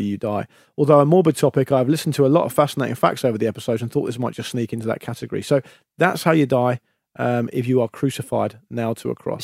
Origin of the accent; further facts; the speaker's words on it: Gosport, South East England, United Kingdom; now in London, United Kingdom; Fairham, just next to Gosport where I'm from.